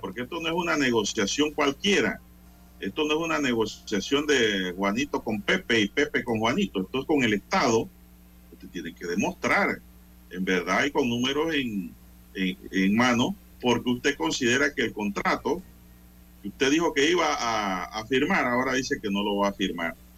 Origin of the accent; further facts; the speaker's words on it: Panama; como panameño